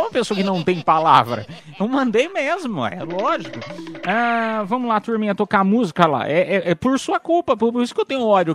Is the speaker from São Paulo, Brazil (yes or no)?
yes; Piedade, São Paulo, Brazil; sou de Piedade, interior de São Paulo